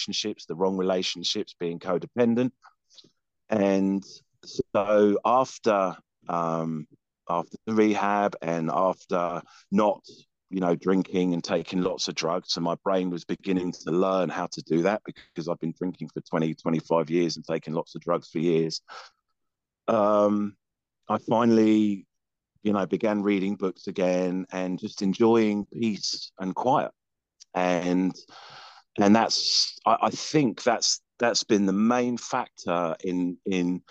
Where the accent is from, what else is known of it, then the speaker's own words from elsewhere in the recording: England, United Kingdom; now in Houston, United States; I'm English.